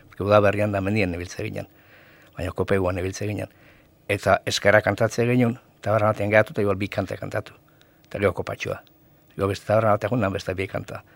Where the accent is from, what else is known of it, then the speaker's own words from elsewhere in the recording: Zumaia, Basque Country, Spain; zu maiarra